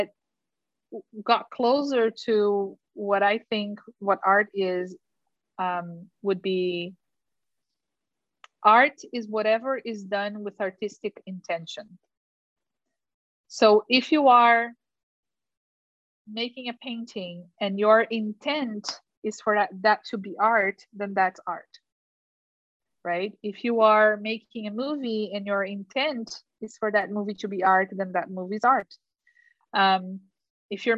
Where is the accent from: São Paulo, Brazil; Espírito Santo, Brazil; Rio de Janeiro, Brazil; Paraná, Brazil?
Paraná, Brazil; Curitiba; English is a second language; moved away as an adult; now in United States; Curitiba, which is my hometown